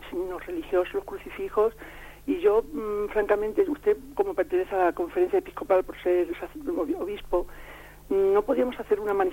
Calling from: Salamanca, Castile and León, Spain; de Salamanca.

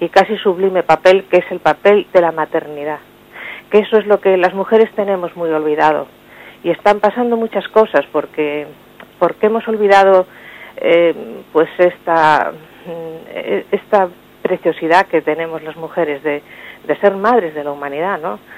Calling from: Madrid, Community of Madrid, Spain; Buenos días … de Madrid.

